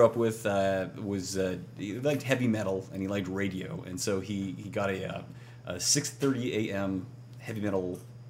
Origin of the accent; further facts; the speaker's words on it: Pittsburgh, Pennsylvania, United States; Adrian Kronauer is born in my hometown of Pittsburgh